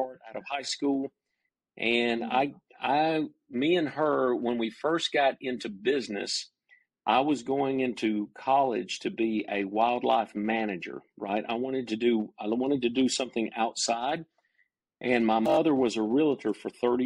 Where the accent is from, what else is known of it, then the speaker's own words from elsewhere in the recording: Cumming, Georgia, United States; also born or lived in Dahlonega, Georgia; I grew up in North Georgia, in the mountains of North Georgia, in a little community called Cumming, Georgia